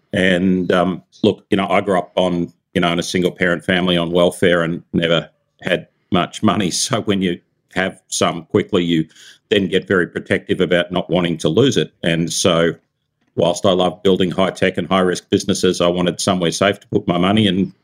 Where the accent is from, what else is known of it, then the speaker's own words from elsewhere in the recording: California, United States; I'm from Silicon Valley, right? So you got to release the vaporware.